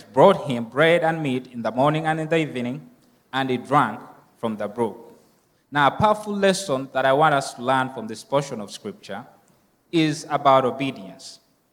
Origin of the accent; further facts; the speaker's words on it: Uganda; moved away; the orphanage that I grew up from in Uganda